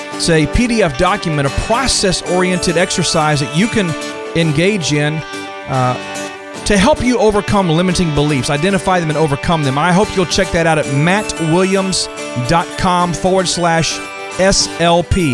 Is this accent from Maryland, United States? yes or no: no; Texas, United States; I'm from Texas, so we wear cowboy boots and cowboy, uh, hats